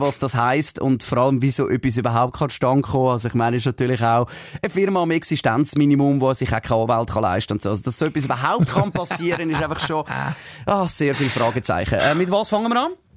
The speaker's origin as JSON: {"language": "German", "country": "Switzerland", "said": "bei uns in der Schweiz"}